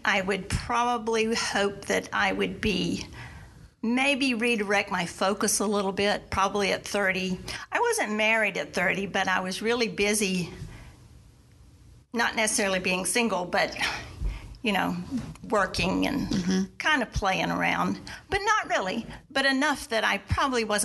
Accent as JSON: {"language": "English", "region": "South Carolina", "country": "United States", "also_born_or_lived": "Washington, D.C.", "moved": "as an adult", "said": "I was from the South, mm-hmm. South Carolina. I mean, there, I was an old maid at 30"}